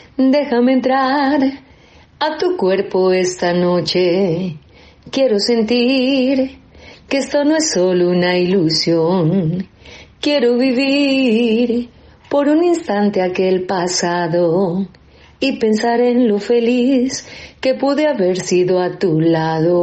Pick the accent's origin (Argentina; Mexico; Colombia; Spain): Colombia; Cali, Valle del Cauca; Soy de Cali, Colombia